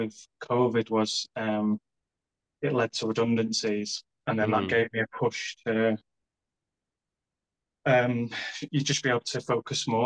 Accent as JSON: {"language": "English", "town": "Colwyn Bay", "region": "Wales", "country": "United Kingdom", "tie": "born or raised there", "moved": "as an adult", "lives_now": "Leeds, United Kingdom", "said": "I am originally from North Wales."}